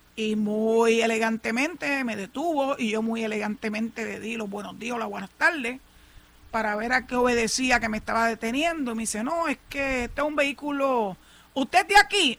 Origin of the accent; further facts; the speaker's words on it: Puerto Rico; yo soy más boricua que cualquiera otro